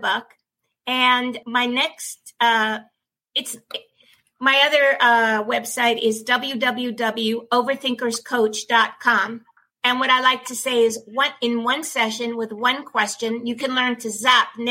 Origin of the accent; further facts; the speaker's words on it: New York City, New York, United States; also born or lived in Manhattan; growing up in Brooklyn, working in Brooklyn, and then living in Manhattan